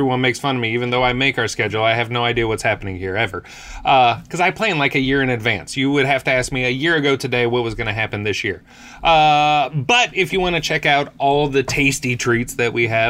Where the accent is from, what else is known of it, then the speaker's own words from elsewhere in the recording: New Mexico, United States; now in Kentucky, United States; I was born and raised in New Mexico.